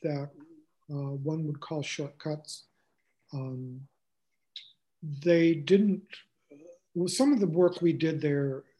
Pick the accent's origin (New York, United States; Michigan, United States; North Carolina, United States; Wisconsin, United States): North Carolina, United States; moved away as an adult; now in Boston, United States; And then I decided to move to Boston. My brother was living up there. We're from North Carolina.